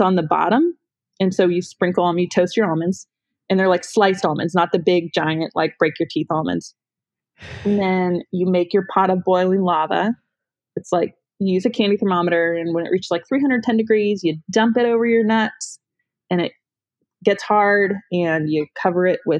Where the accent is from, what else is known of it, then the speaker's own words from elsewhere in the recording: Northern Ohio, United States; now in Tennessee, United States; I grew up in Northern Ohio.